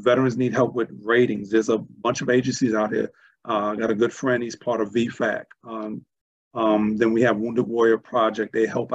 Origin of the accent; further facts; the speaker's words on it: New York City, New York, United States; growing up in Brooklyn, New York, East Flatbush in the 70s